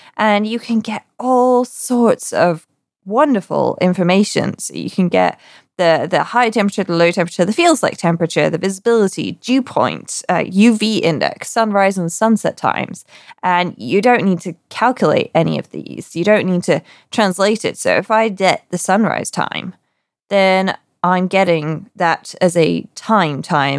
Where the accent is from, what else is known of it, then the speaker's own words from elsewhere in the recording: United Kingdom; me being British